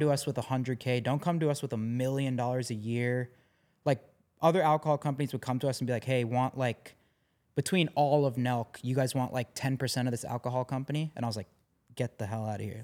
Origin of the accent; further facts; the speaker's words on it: Canada; growing up in Canada